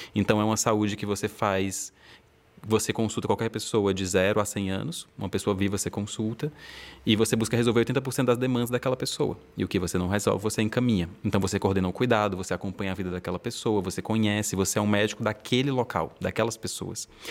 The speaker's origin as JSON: {"language": "Portuguese", "town": "Fortaleza", "region": "Ceará", "country": "Brazil", "moved": "yes", "lives_now": "Rio de Janeiro, Brazil", "said": "Mas eu sou de Fortaleza, estou morando no Rio de Janeiro"}